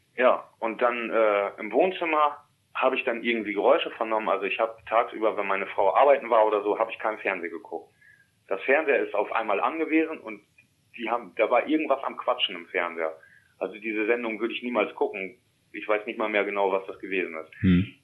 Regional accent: East Frisia, Lower Saxony, Germany; also born or lived in Emsland; ich bin als kleiner Junge in Wena groß geworden. Das ist ja hier in Ostfriesland.

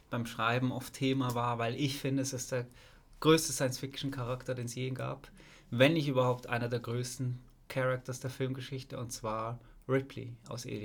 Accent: Basel, Basel-Stadt, Switzerland; Ich bin Basler, die ganzen Kultkinos in der Schweiz, in Basel.

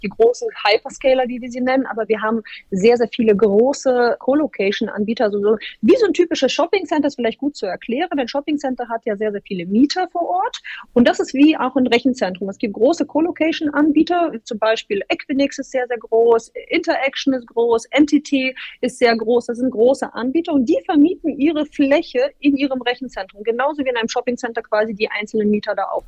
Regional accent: Bremen, Germany; moved away as an adult; also born or lived in Hamburg; now in Frankfurt, Germany; ich bin aufgewachsen in Bremen

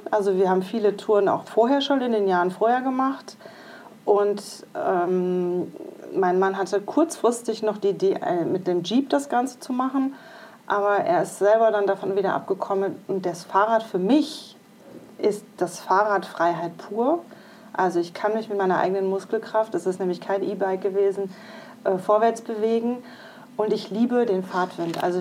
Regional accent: Iserlohn, North Rhine-Westphalia, Germany; also born or lived in Düsseldorf; ich bin 49 Jahre alt und ähm, mein aktueller Wohnort ist Iserlohn, was auch mein Heimatort war. Ich habe aber 20 Jahre in Düsseldorf gelebt

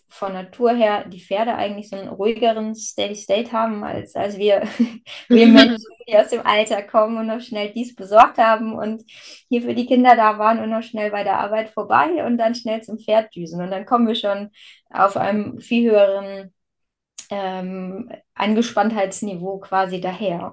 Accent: Verden district, Lower Saxony, Germany; now in Bad Bentheim, Germany; meine alte Heimat ist der Landkreis Verden, also bei dir in der Nähe

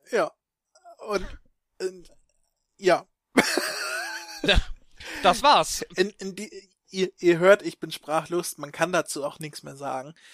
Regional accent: Stockelsdorf, Schleswig-Holstein, Germany; Ja, ich bin in Stockelsdorf aufgewachsen.

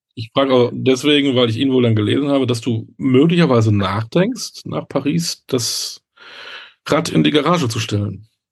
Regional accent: Münster, North Rhine-Westphalia, Germany; ich komme aus Münster, aus der Fahrradstadt

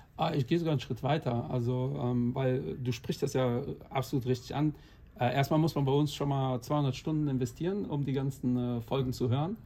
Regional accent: Portugal; ich bin auch 45, habe auch zwei Kinder und bin Portugiese.

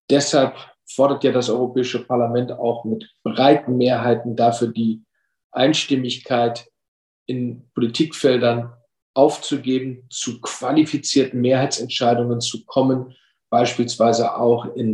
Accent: Lower Saxony, Germany; Ich komme aus Niedersachsen, bin regional zuständig für den Elbe-Weser-Raum, für den Großraum Hannover, aber auch für das Bundesland Bremen, inklusive der Städte Bremen und Bremerhaven.

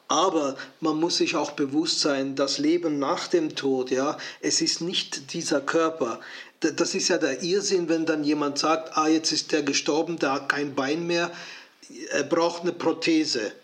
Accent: Switzerland; Ich bin Schweizer

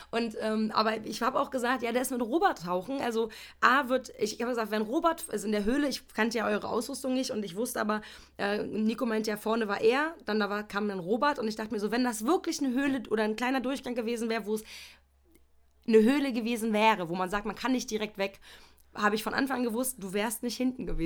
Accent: East Germany, Germany; da ist die, die Art und Weise der Erziehung schon anders gelaufen als bei mir, als, als Ossi-Kind noch so, finde ich.

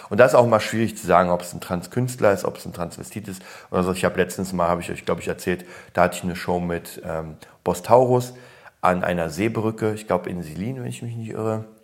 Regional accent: Berlin, Germany; also born or lived in Poland; Ich komme ja aus Polen, wurde da geboren und kam dann rüber mit drei. Deswegen fühle ich mich als Berliner.

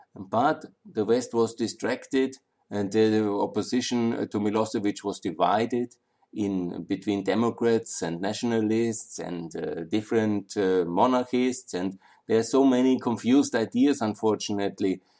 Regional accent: Austria; I'm from Austria

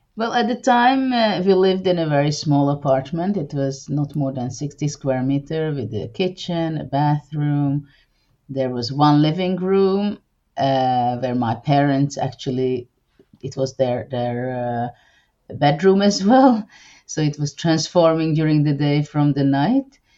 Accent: Hungary; also born or lived in Budapest; I'm from Hungary and I live in the capital, Budapest

